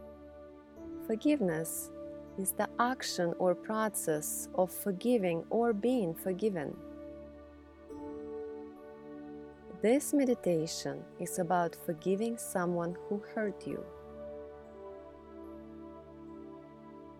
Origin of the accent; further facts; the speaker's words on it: Russia; moved away as an adult; now in United States; I grew up in Russia abused by the very people who were supposed to love me.